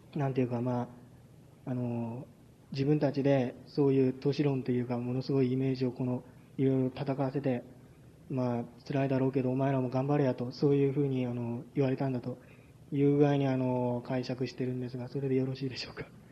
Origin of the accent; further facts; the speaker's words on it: Kagoshima, Japan; moved away as an adult; now in Fukuoka, Japan; 鹿児島にずっと僕住んでまして